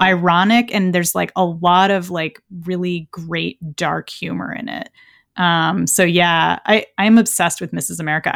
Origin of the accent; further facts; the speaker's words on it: San Francisco, California, United States; my hometown of San Francisco